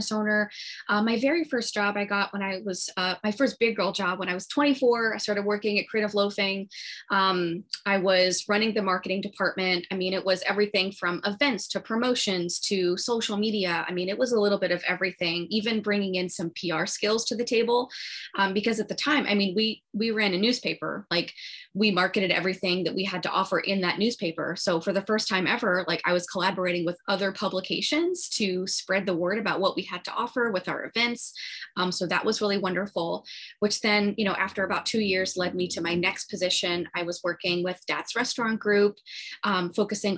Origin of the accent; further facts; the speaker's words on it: Florida, United States; also born or lived in Long Island, New York; I moved to Florida when I was six. So I'm a Florida girl